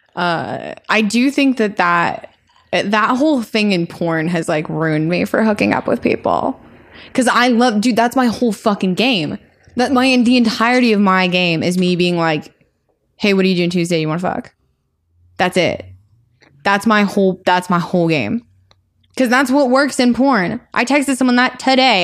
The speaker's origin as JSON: {"language": "English", "region": "Colorado", "country": "United States", "moved": "yes", "said": "I am from Colorado, and we don't, nobody in Colorado ever dresses up"}